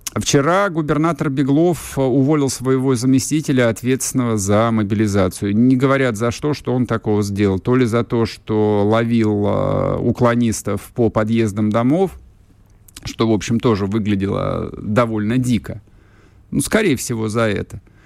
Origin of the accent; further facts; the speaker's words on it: Moscow, Russia; я в данном случае, как москвич